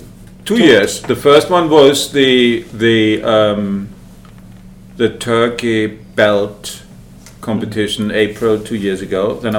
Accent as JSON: {"language": "English", "town": "New York City", "region": "New York", "country": "United States", "said": "I'm from New York City."}